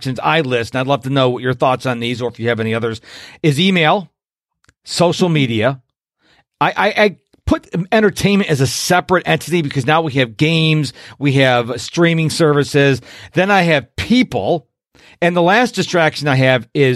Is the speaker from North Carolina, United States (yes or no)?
no; Rochester, New York, United States; moved away; my hometown of Rochester, New York